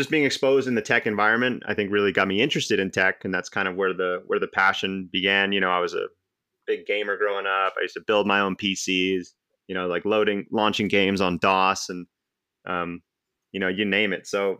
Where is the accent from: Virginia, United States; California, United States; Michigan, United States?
California, United States; Cupertino; So I was born and raised in the Silicon Valley, Cupertino, actually. You know, growing up, you tell people you're from Cupertino and they're like, well, where the hell is that?